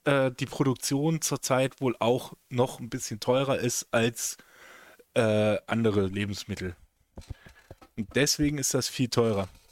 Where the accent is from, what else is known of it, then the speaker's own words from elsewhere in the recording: Velpke, Lower Saxony, Germany; die Kieskuhle in, in Felbke, wo ich groß geworden bin